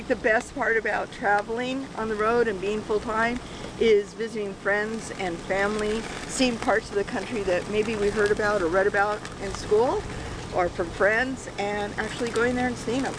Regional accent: Los Angeles, California, United States; moved away; also born or lived in Las Vegas, Nevada; I grew up in Hollywood and stuff

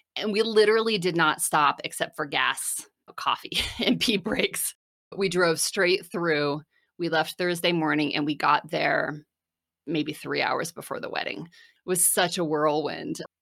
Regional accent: New Jersey, United States; moved away as an adult; also born or lived in Philadelphia / Washington, D.C. / San Francisco; I grew up in New Jersey, about an hour from New York City

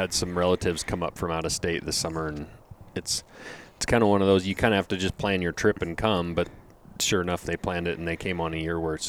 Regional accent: Lincoln, Montana, United States; I was raised in Lincoln, which is about 2 hours east of where I live right now. Lincoln's right on the edge of the Bob Marshall Wilderness.

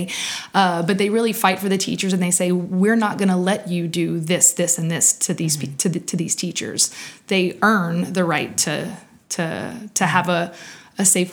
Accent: Big Lake, Louisiana, United States; also born or lived in Lafayette, Louisiana; I grew up in Big Lake in Cameron Parish

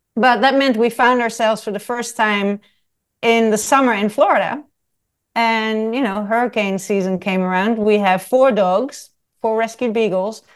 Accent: Netherlands; moved away as an adult; also born or lived in south of France / Nottingham, United Kingdom / Paris, France / London, United Kingdom; I was born in the Netherlands and I left the Netherlands when I was eighteen years old.

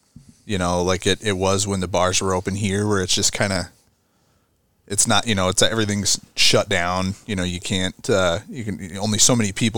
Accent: Minnesota, United States; I'm born and raised in Minnesota

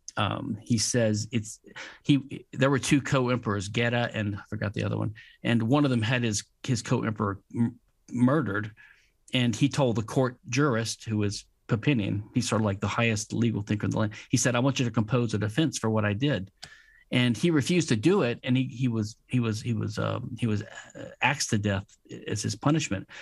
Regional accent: Louisiana, United States; I'm from Louisiana, which is a civil law state

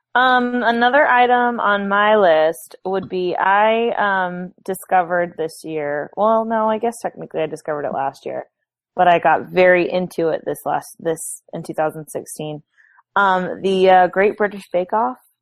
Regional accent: Houston, Texas, United States; I'm from Houston, so we have the Astros

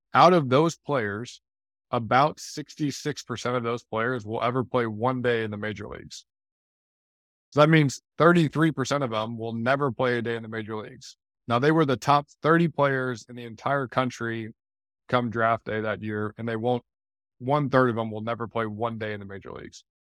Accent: St. Louis, Missouri, United States; moved away; also born or lived in Detroit / Chicago / Miami; I grew up in Saint Louis.

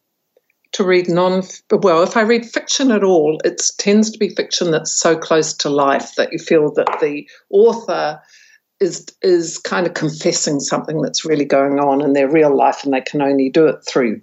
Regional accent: Taranaki, New Zealand; I'm actually from Taranaki

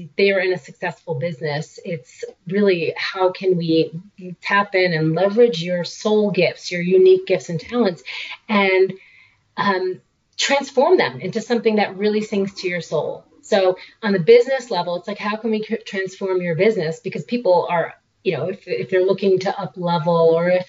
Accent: New York, United States; moved away as an adult; also born or lived in Boston / California; now in Oregon, United States; I grew up in New York. I went to school in Boston

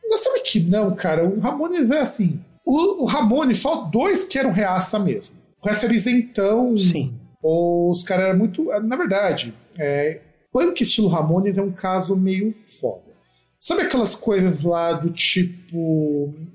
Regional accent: Brazil; escutar música brasileira faz parte da nossa formação como brasileiro

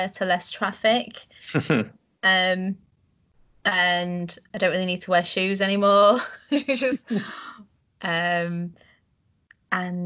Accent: Leeds, Yorkshire and the Humber, United Kingdom; also born or lived in Netherlands; I'm from Yorkshire in the UK, a city called Leeds

